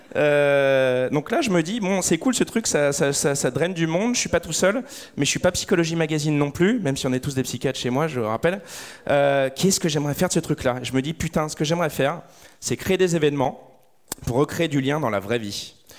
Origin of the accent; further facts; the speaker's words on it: Lyon, Auvergne-Rhône-Alpes, France; now in Paris, France; moi je suis de Lyon, j'étais arrivé à Paris